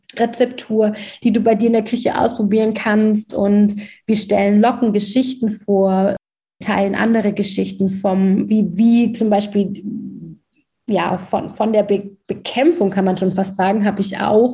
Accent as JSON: {"language": "German", "country": "Germany", "tie": "born or raised there", "said": "Ich bin in Deutschland geboren, sozialisiert worden"}